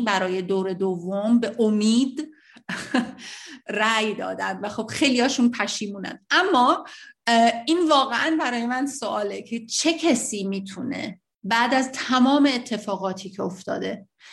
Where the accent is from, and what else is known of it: Iran; moved away